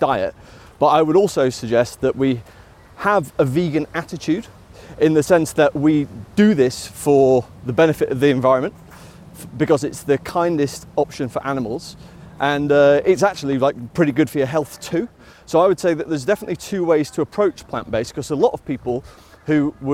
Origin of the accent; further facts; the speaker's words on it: Sheffield, Yorkshire and the Humber, United Kingdom; we're both from Sheffield, we both grew up in regular eating households